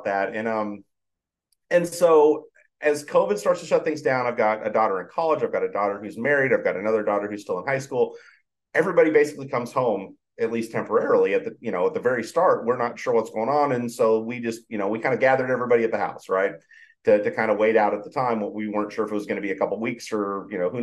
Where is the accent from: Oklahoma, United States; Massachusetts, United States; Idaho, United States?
Idaho, United States; I grew up in Idaho